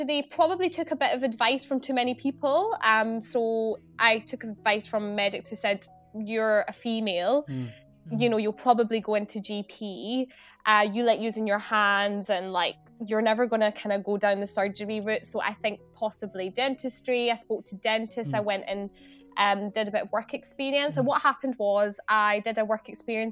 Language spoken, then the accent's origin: English; Scotland, United Kingdom; moved away as an adult; also born or lived in Glasgow; now in England; I come from Scotland. I'm based down south now